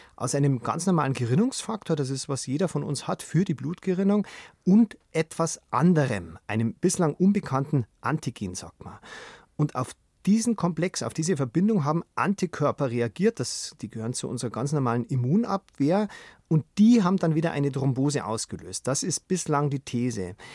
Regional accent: Germany; bei uns in Deutschland

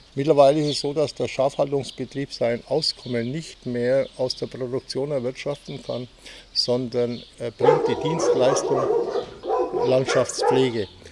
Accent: Wittelshofen, Bavaria, Germany; Sie waren aber bei uns in Wittelshofen integriert eigentlich.

